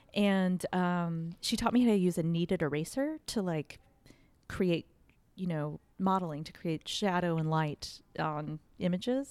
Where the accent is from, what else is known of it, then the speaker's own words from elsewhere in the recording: Fredericksburg, Texas, United States; also born or lived in Austin, Texas; I went to kindergarten through high school in this small town, uh, called Fredericksburg.